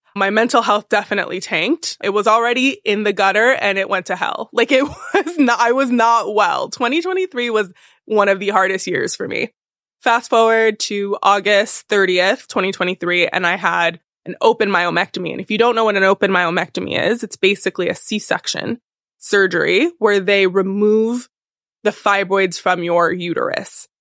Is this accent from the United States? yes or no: yes; California, United States; now in New York, United States; I'm from California originally